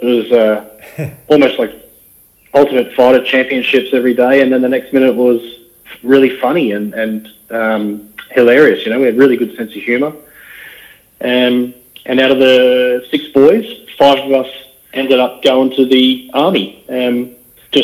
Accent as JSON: {"language": "English", "area": "north of the Gold Coast", "region": "Queensland", "country": "Australia", "tie": "born or raised there", "said": "we grew up just north of the theme parks down near Dreamworld, Wet n Wild, north of the Gold Coast in some bushland"}